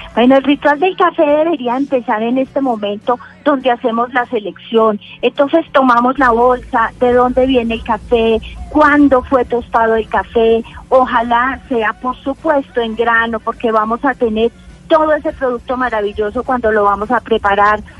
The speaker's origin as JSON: {"language": "Spanish", "town": "Manizales", "region": "Caldas", "country": "Colombia", "tie": "born or raised there"}